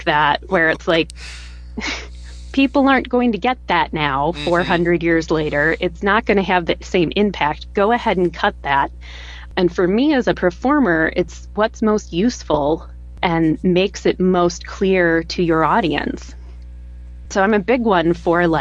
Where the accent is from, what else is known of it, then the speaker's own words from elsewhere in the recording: United States; accent: modern American; my modern American accent